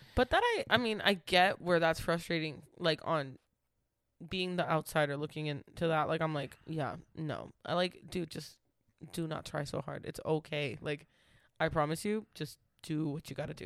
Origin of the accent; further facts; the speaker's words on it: Waltham, Massachusetts, United States; Waltham is my hometown